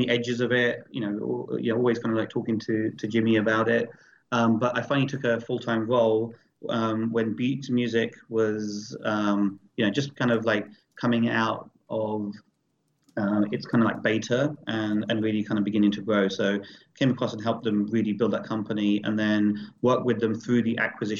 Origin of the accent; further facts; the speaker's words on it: London, United Kingdom; every single record has history, especially as a DJ growing up in London.